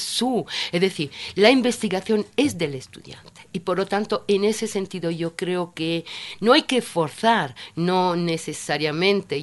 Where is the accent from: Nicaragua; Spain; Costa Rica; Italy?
Italy; now in Ecuador; yo soy italiana